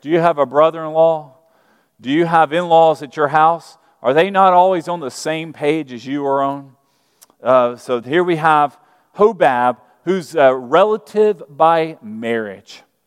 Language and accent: English; Birmingham, Alabama, United States; moved away; I'm from Birmingham, Alabama. And, uh, I grew up Southern Baptist, and in Birmingham